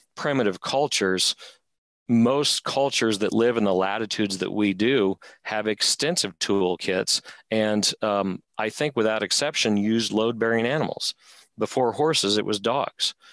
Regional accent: Rocky Mountains, United States; I'm from the Rocky Mountains.

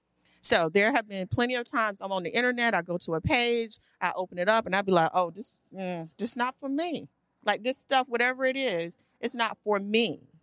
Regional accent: the South, United States; So the company is about me and being Southern and growing up in the South and having a very Southern experience.

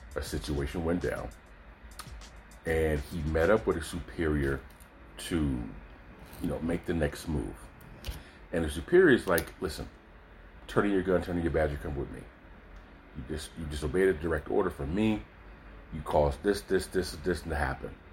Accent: Oakland, California, United States; I'm from Oakland, California

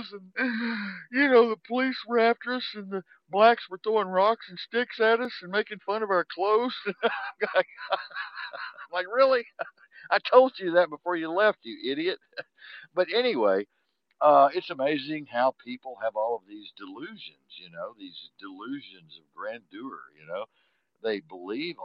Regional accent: Texas, United States; I'm a Tex, about as Texan as it gets. You know, born in the ghetto, damn proud of it

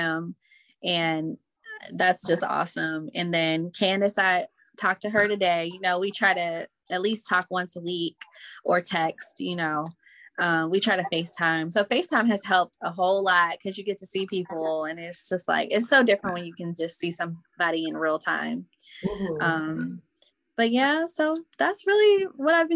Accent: Indianapolis, Indiana, United States; moved away as an adult; now in Mississippi, United States; Indy is home, because I moved from Mississippi when I was 8. So I really grew up in Indiana, Indianapolis.

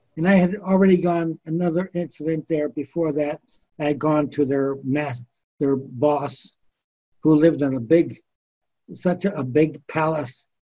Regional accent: United States; I'm an American

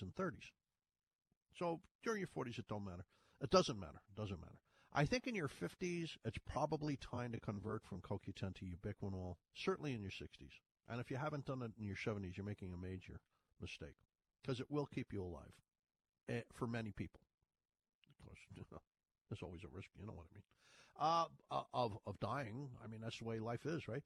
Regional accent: Ireland; accent: Irish; moved away; you hear my Irish? I said 30s. I was born in Ireland.

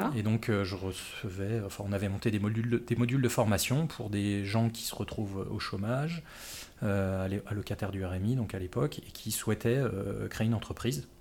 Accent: Les Mureaux, Île-de-France, France; moved away; de la bonne banlieue de, Paris, à savoir euh, en l'occurrence les Mureaux où j'ai grandi.

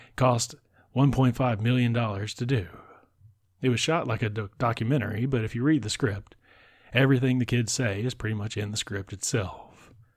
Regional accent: United States; I grew up an hour away from New Orleans

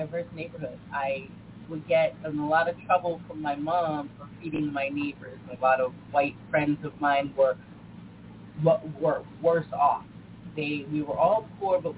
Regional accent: Scituate, Massachusetts, United States; also born or lived in Boston; I was born in Boston, raised on the South Shore in a small town of Scituate, Mass

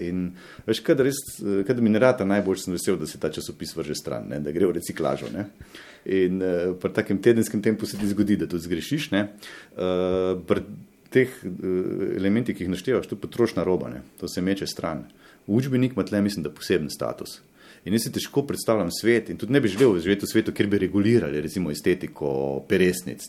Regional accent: Slovenia; Slovenci smo urbanistično idioti

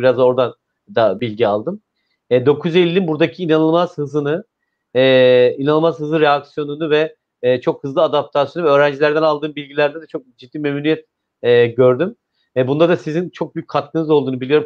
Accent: İzmir, Turkey; ben bir İzmirli olarak

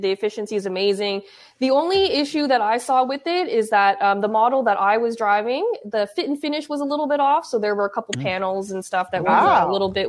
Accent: Canada; I'm from Canada.

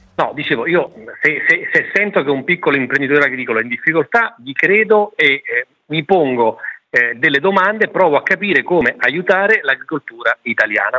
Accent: Campania, Italy; Io sono campano

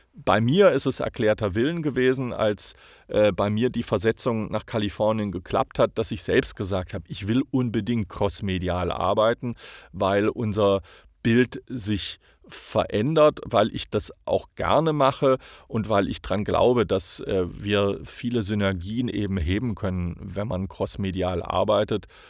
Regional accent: Hamburg, Germany; moved away as an adult; now in United States; ich sage Hamburger, ich bin Deutscher.

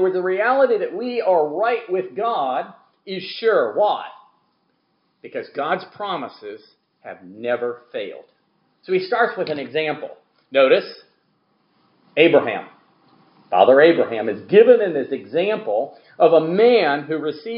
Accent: Gulf Coast, United States; the way I grew up around the Gulf Coast.

